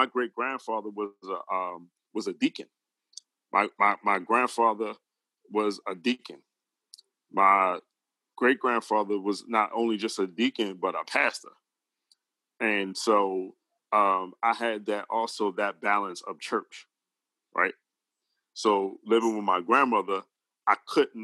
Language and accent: English; Baltimore, Maryland, United States; I was born and bred in Baltimore, Maryland, but I stayed and lived in a community called Emerson Village